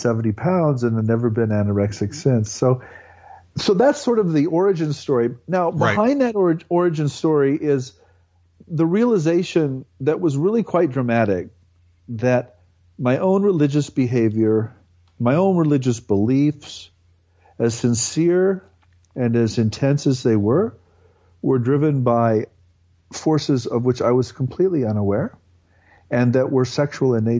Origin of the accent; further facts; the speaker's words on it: Nebraska, United States; I grew up in a mostly German, ethnically German farming community in Nebraska